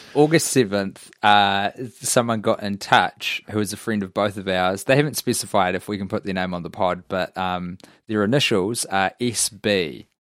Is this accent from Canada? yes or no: no; New Zealand; I'm a New Zealander